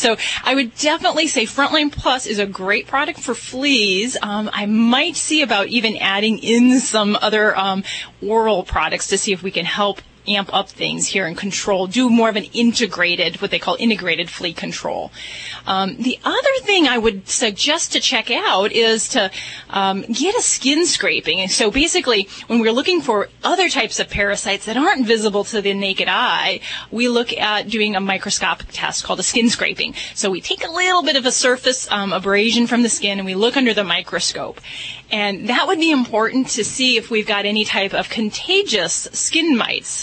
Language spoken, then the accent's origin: English; Indiana, United States; That's where I hail from.